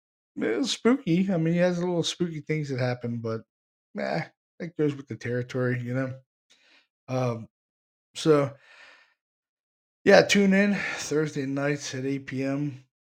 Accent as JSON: {"language": "English", "region": "Arizona", "country": "United States", "lives_now": "Pennsylvania, United States", "said": "And I'm from Arizona."}